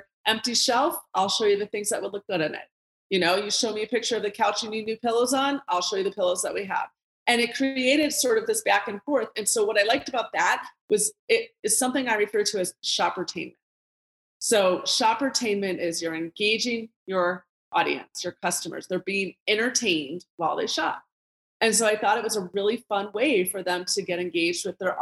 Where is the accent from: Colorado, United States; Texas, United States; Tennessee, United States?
Colorado, United States; my hometown of Colorado